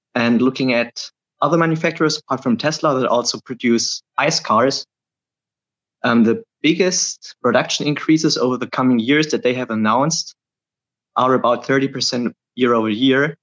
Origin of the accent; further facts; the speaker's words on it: Germany; I'm from Germany